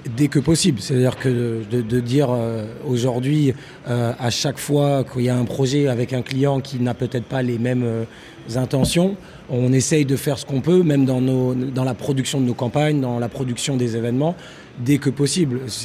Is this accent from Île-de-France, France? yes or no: yes; Paris, Île-de-France, France; moved away; also born or lived in Manchester; je suis parisien